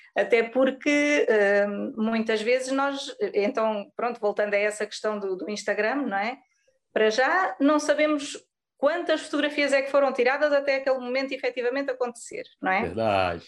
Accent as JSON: {"language": "Portuguese", "area": "Pico Island", "region": "Azores", "country": "Portugal", "also_born_or_lived": "Lisbon", "moved": "as an adult", "lives_now": "Algarve, Portugal", "said": "eu sou da Ilha do Pico, do arquipélago dos Açores."}